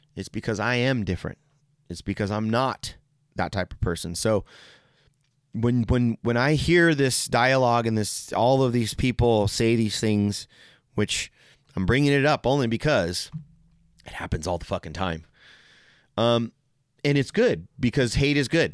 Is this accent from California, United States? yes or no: yes; San Jose, California, United States; also born or lived in Mexico (ancestry); now in Quincy, United States; I grew up in San Jose and, like, it's very diverse there